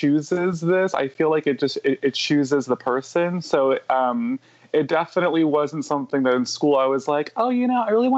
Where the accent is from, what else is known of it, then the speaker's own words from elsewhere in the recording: California, United States; also born or lived in New York; I was taken back from New York when I was a little under 10. And then I was here in California